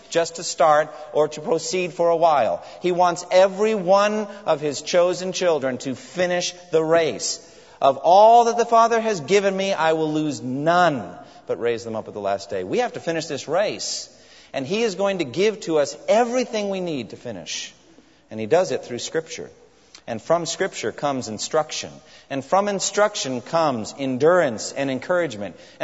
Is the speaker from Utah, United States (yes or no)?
no; Framingham, Massachusetts, United States; my hometown of Framingham, Massachusetts